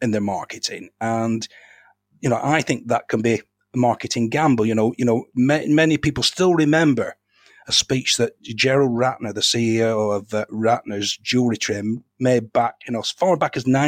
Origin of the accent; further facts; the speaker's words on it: Darwen, North West England, United Kingdom; When I was a lad, growing up in Darwen